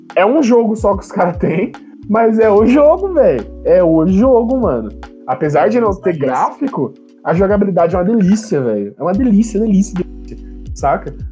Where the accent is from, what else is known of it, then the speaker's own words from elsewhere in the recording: Brazil; a gente é BR